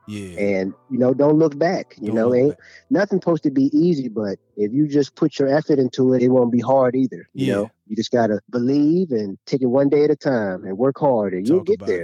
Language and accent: English; Hopewell, Virginia, United States; moved away as an adult; now in Hampton Roads, Virginia, United States; Yep, that's where I'm from originally. That's where I was born and raised.